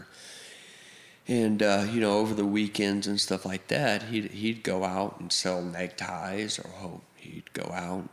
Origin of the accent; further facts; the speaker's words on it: Edmond, Oklahoma, United States; also born or lived in Guthrie, Oklahoma; Born and raised Edmond, you know. I would say more like Edmond and Guthrie